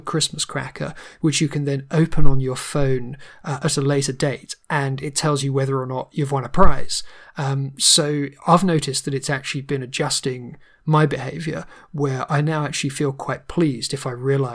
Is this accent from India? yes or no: no; United Kingdom; being British